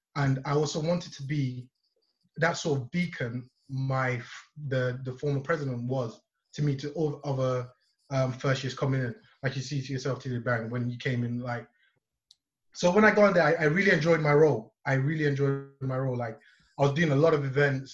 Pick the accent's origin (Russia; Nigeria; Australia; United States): Nigeria; now in Leeds, United Kingdom; I am from Nigeria